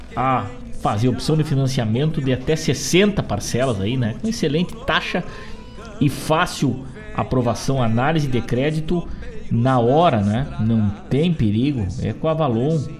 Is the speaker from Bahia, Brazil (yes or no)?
no; Rio Grande do Sul, Brazil; na cidade de São Borja, na fronteira do nosso estado, do nosso Brasil